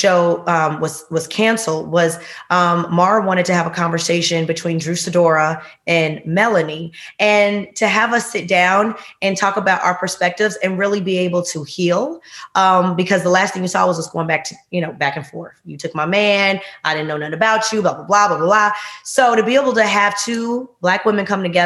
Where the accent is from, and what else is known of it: Chicago, Illinois, United States